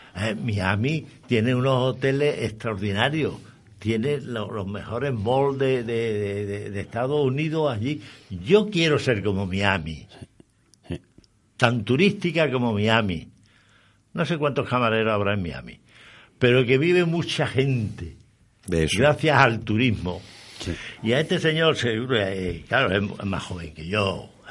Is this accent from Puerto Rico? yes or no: no; Andalusia, Spain; como andaluz, como malagueño, eh, como granadino, soy orgulloso